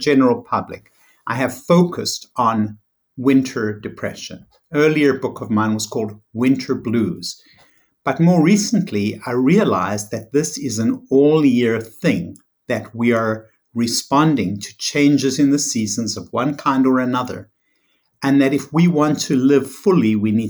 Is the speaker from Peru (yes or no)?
no; South Africa; moved away as an adult; also born or lived in New York; I was born in South Africa, raised in South Africa, lovely climate, very sunny.